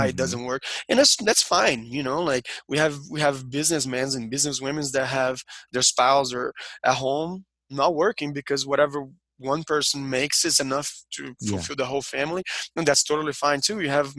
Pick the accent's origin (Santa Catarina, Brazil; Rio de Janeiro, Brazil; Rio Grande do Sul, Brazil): Rio de Janeiro, Brazil; We're from Brazil, both of us. We're from Rio. And most of our country, I guess, is Catholic, right?